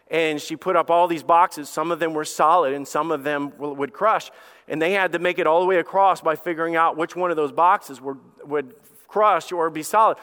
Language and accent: English; Alabama, United States; I am a redneck from Alabama. You guys already know that. I grew up with a dog named Sam and a best friend named Bubba